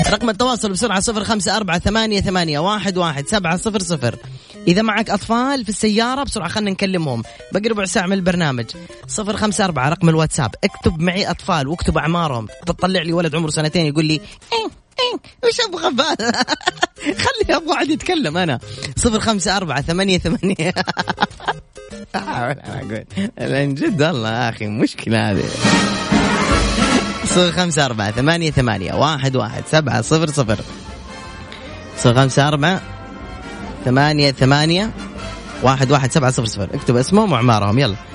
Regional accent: Jeddah, Makkah Province, Saudi Arabia; من جدة

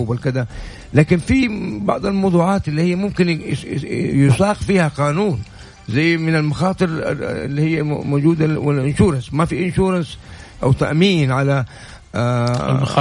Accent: Saudi Arabia; عندنا في السعوديه

